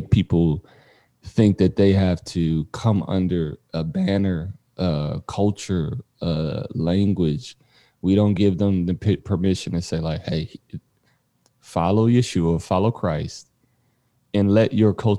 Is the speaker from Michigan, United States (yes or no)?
yes; Detroit, Michigan, United States; Born and raised in Detroit, Michigan, in the inner city